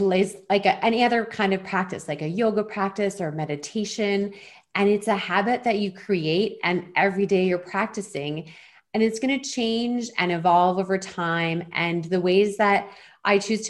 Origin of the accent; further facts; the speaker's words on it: Eastern Canada, Canada; moved away as an adult; now in Vancouver Island, Canada; I'm originally from Eastern Canada